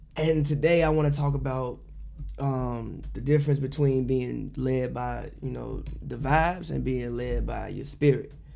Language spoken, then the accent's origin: English; Chicago, Illinois, United States; growing up in the South Side of Chicago, being the only child